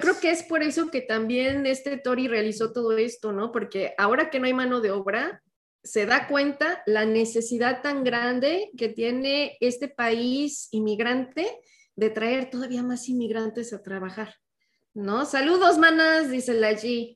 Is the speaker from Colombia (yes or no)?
no; Mexico; moved away; cuando salimos ya de México